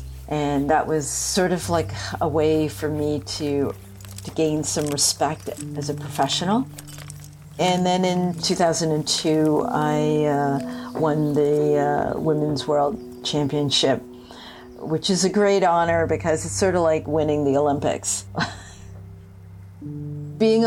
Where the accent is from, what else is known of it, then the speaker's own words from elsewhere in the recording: Toronto, Ontario, Canada; I'm from Toronto.